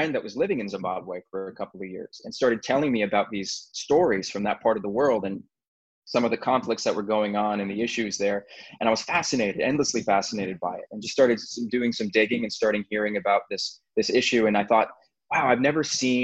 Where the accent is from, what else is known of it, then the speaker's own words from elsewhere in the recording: United States; as an American